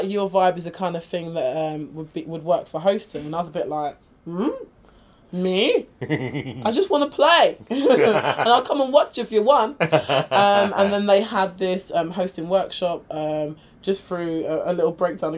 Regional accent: United Kingdom; I identify as British as well

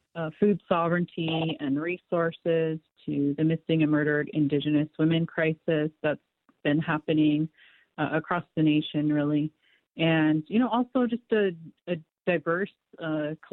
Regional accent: Yakima, Washington, United States; I was born in Yakama City

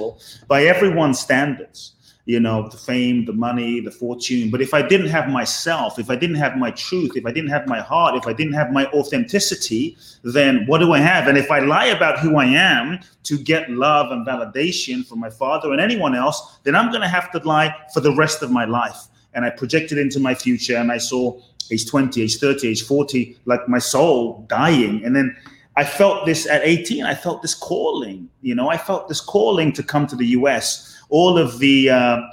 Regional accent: London, United Kingdom; born or raised there; also born or lived in Ghana

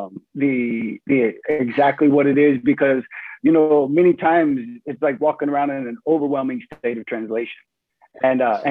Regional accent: Indianapolis, Indiana, United States; moved away as an adult; now in Germany; I come from Indianapolis

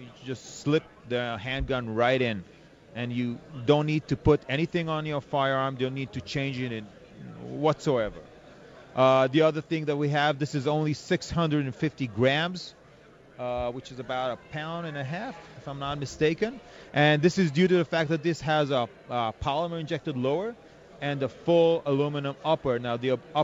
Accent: Israel; from Israel

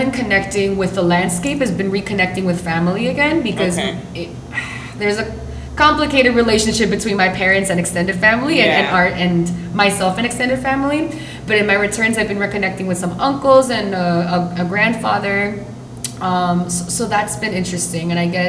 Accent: Puerto Rico; moved away as an adult; also born or lived in New York; now in Newark, United States; I was raised and based until recently, right before my move to Newark, which was 6 months ago, on the island in Puerto Rico. And I consider myself fully Puerto Rican, but my parents are Mexican, and I was born in New York.

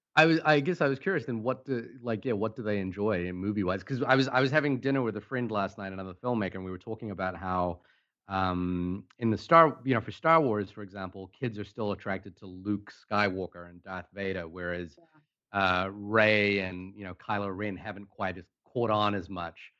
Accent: Fiji; moved away; I came from uh, a small Pacific island. I was born in Fiji, and movies for us was a really big part of everything we did.

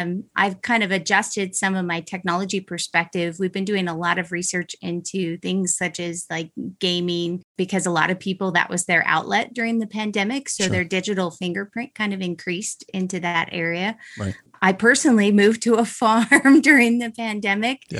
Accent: Utah, United States; I'm from Utah

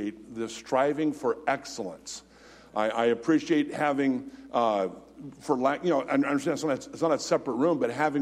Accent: United States; being an American

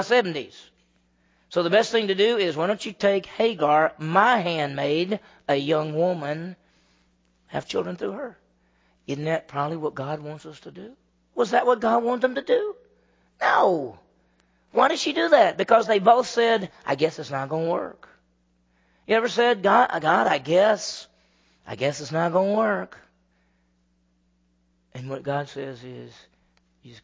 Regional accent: Meridian, Mississippi, United States; I grew up in Meridian, Mississippi, and that's 50,000 people

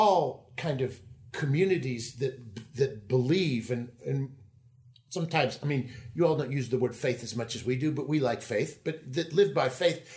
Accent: Kentucky, United States; I'm from Kentucky

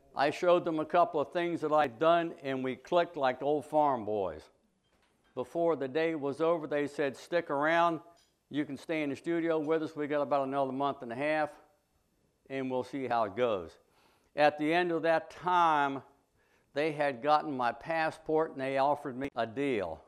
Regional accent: Preston County, West Virginia, United States; When I was a young boy growing up in the Hollows of West Virginia

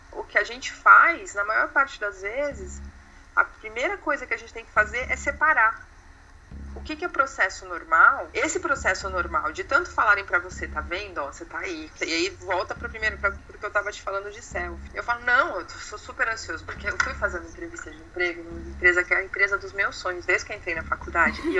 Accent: Brazil; E que eu sou brasileira, portanto, eu gosto de samba, feijoada, futebol, carnaval, praia, calor.

